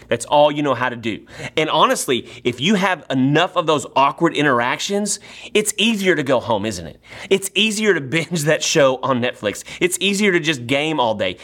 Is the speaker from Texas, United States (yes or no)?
yes; Nacogdoches, Texas, United States; moved away as an adult; now in Sugar Land, United States; I grew up in Nacogdoches, Texas